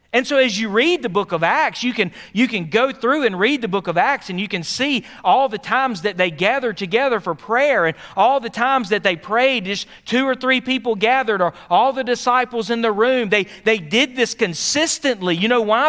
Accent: Philadelphia, Pennsylvania, United States; I grew up in Philadelphia.

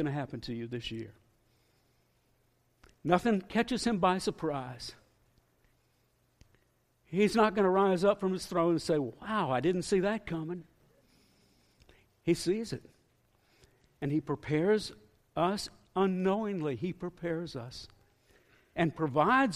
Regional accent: northeast Florida, United States; moved away as an adult; also born or lived in northwest Arkansas; I grew up with boats on the Atlantic Ocean in northeast Florida

